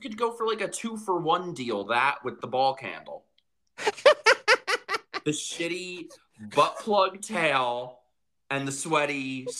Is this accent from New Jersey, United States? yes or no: no; New York, United States